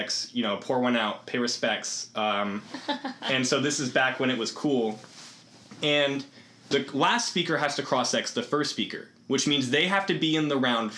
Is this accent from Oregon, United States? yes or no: no; Iowa, United States; moved away as an adult; I'm from Iowa